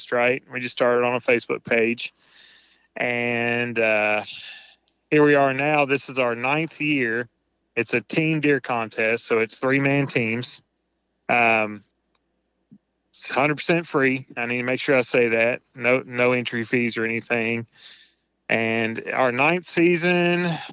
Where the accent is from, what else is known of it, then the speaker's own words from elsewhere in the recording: Tennessee, United States; now in Indiana, United States; I'm currently living in Indiana, born and raised in Tennessee